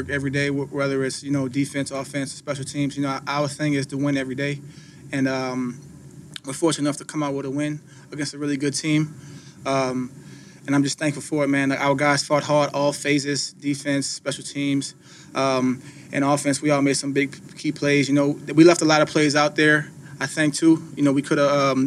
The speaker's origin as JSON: {"language": "English", "town": "New Orleans", "region": "Louisiana", "country": "United States", "moved": "yes", "said": "I'm from New Orleans"}